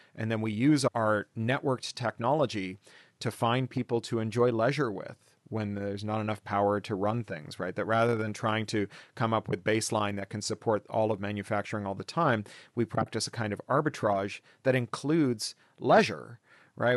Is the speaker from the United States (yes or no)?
no; Canada; My grandfather was, or my father was born in the Soviet Union, but I was born in Canada.